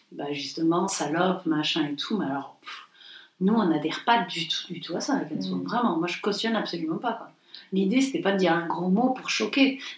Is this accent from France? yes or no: yes; the South, France; nous, on vient du Sud, on l'a toujours dit, c'est pas un gros mot pour nous.